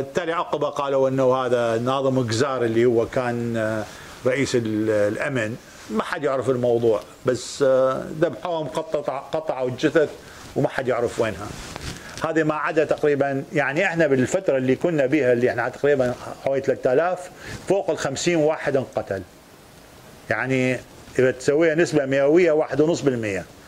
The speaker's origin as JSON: {"language": "Arabic", "town": "Baghdad", "region": "Baghdad Governorate", "country": "Iraq", "tie": "born or raised there", "also_born_or_lived": "England", "moved": "as an adult", "lives_now": "Israel", "said": "انا عشت انولدت بالعراق ب 1949 وعشت في العراق الى 1972"}